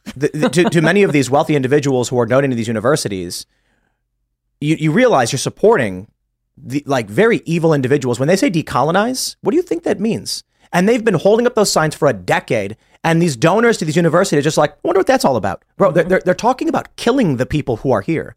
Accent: United States; we grew up in the United States

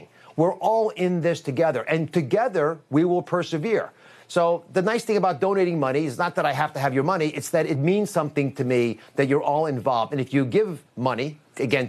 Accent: United States; I am an American living in America

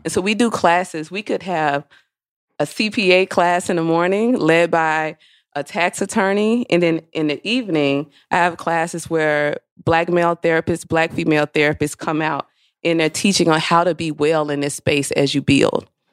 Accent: Mississippi, United States; I am from Mississippi

